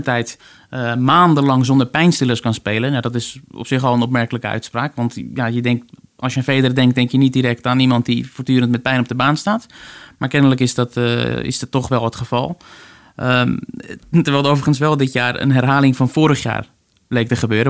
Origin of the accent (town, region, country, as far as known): Netherlands